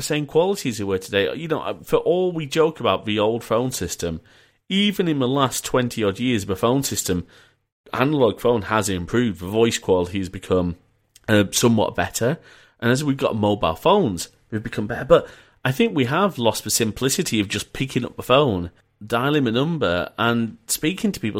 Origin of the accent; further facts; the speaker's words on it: Leeds, Yorkshire and the Humber, United Kingdom; also born or lived in Preston; I was born in Preston and we moved to Leeds.